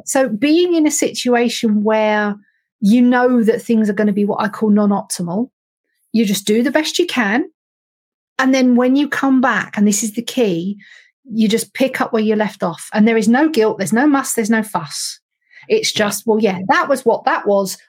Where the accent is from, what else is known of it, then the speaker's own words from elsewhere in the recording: United Kingdom; we're British